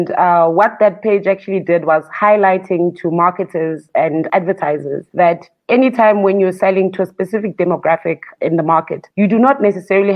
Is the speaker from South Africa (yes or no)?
yes; Soweto, Gauteng, South Africa; also born or lived in Atteridgeville; They bought a house in Soweto, in Dobsonville. And that's where I grew up